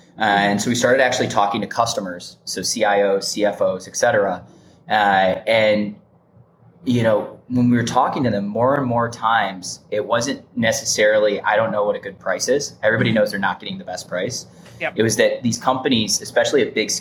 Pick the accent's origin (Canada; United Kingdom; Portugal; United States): United States; Michigan; moved away as an adult; also born or lived in Indiana; I grew up in Michigan